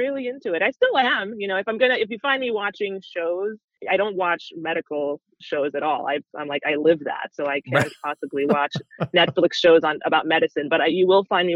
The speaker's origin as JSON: {"language": "English", "town": "New York City", "region": "New York", "country": "United States", "tie": "born or raised there", "also_born_or_lived": "Nigeria", "said": "I immigrated from Nigeria with my family, my Nigerian father and my Slovakian mother, and then my three siblings. So we came to New York City, the melting pot, in 1991. So I was about 9 years old or so. And so basically, New York is considered hometown"}